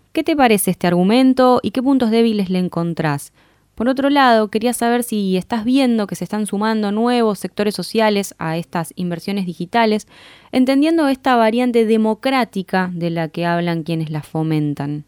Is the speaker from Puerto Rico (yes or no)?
no; Argentina; como argentinos, argentinas nos suele interesar